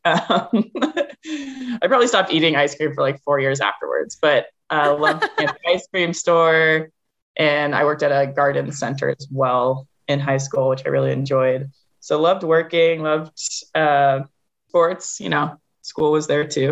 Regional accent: Concord, Massachusetts, United States; moved away as an adult; I grew up in Concord, Massachusetts

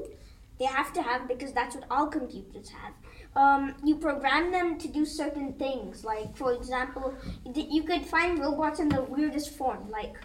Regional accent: Netherlands; moved away; I was born in the Netherlands. My parents come from India. I was born in 2009.

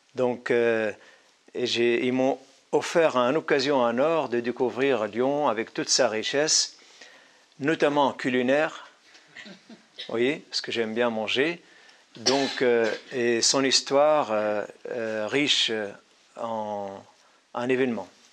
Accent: Syria; moved away; also born or lived in Damascus, Syria / Paris, France; intellectuel syrien

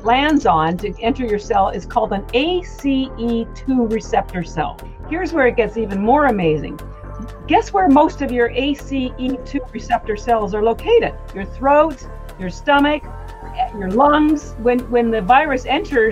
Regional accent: Canada; moved away; I'm actually Canadian

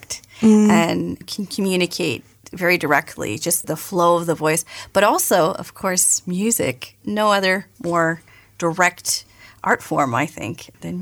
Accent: Canada; now in Germany; as a Canadian

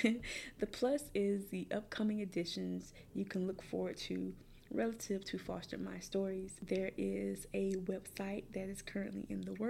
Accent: Columbia, South Carolina, United States; I grew up in the Richland County foster care system, which is located in Columbia, South Carolina

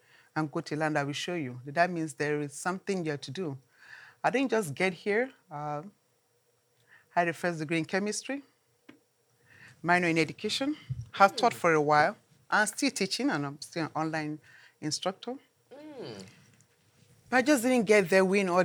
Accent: Nigeria; moved away; I come from Nigeria

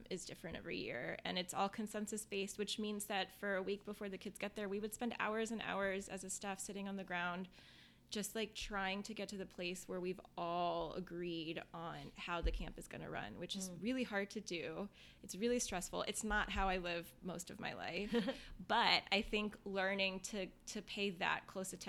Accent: Northern Virginia, United States; I'm from Northern Virginia. I'm from right outside of D.C., from like a part of the country where like diplomats send their kids and World Bank workers and State Department workers

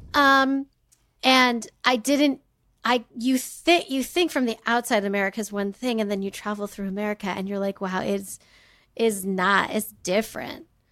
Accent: California, United States; I grew up in California

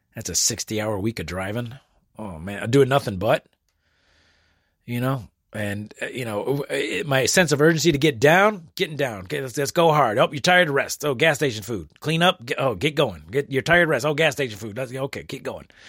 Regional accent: United States; also born or lived in Detroit area, Michigan; a natural born American citizen with a blue passport

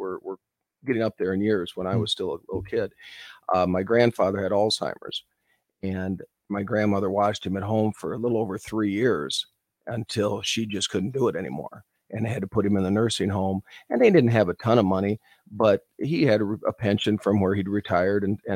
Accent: North Central Iowa, United States; moved away as an adult; also born or lived in Omaha, Nebraska; I grew up in North Central Iowa

